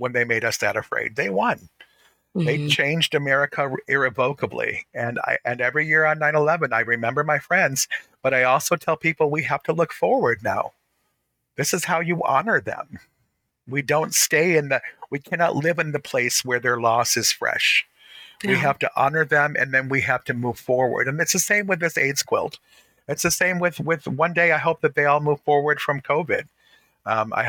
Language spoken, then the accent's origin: English; Detroit, Michigan, United States; growing up in Detroit, surrounded by Black people